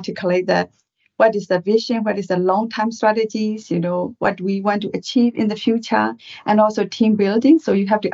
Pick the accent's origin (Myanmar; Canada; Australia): Myanmar; moved away as an adult; now in United Kingdom; I'm originally from Burma, Myanmar, and I came to UK in 2001 to do MBA at the Judge Business School